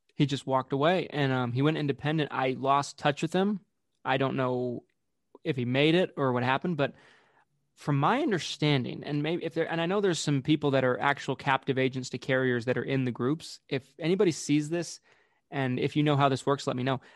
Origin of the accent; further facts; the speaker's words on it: Utah, United States; I was from Utah, I was from out of state